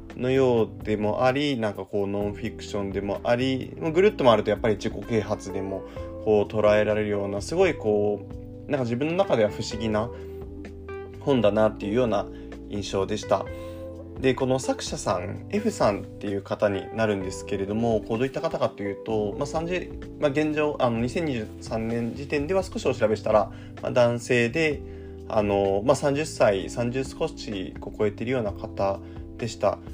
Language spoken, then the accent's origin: Japanese; Shizuoka, Japan; 僕あの静岡出身なんですけど